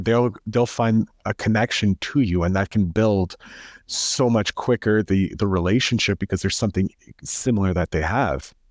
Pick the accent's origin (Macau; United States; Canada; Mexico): Canada; I'm a Canadian